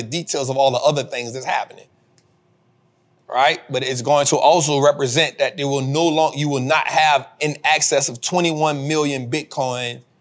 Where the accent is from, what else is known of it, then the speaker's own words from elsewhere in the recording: United States; I'm an American. I live here